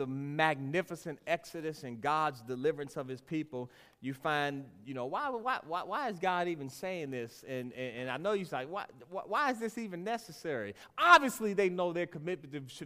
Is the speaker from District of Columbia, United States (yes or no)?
yes; Washington, District of Columbia, United States; When I was a little boy, we would have the offering time and people would give their money. And I was growing up in Washington, D.C